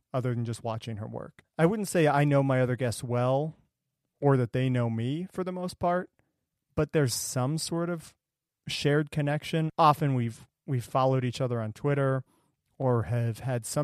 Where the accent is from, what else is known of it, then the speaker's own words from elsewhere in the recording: Ohio, United States; moved away as an adult; also born or lived in Brookline, Massachusetts; I'm from Ohio originally, so I didn't have family here